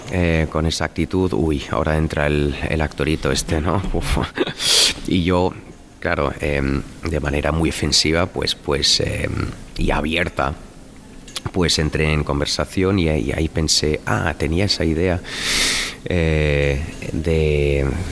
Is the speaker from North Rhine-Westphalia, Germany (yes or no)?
yes; Cologne, North Rhine-Westphalia, Germany; accent: Cologne; now in Berlin, Germany; mi acento de Colonia